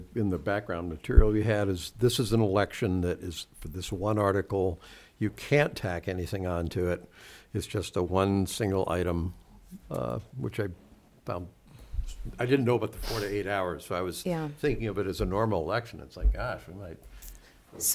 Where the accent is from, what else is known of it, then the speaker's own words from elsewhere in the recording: Seekonk, Massachusetts, United States; now in Medfield, United States; as a native, as someone who grew up in Seekonk, in all my entire life